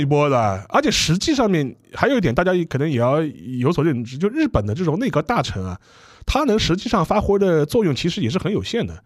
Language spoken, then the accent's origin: Chinese; China; 我们作为中国人